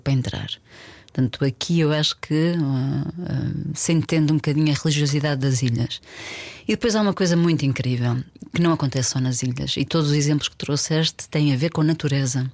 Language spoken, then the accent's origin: Portuguese; Porto, Norte, Portugal; also born or lived in Alentejo; now in Lisbon, Portugal; eu, super urbana, eu cresci no Porto, vivo uhum. em Lisboa há muitos anos